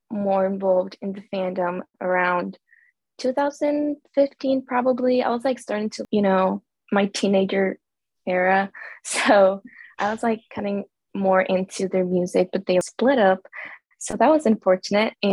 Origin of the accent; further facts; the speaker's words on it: El Salvador; now in United States; I'm from El Salvador, but I live